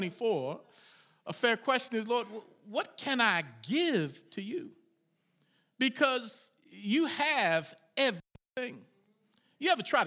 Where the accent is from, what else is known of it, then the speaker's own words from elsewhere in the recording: Baltimore, Maryland, United States; The church I grew up in Baltimore, Maryland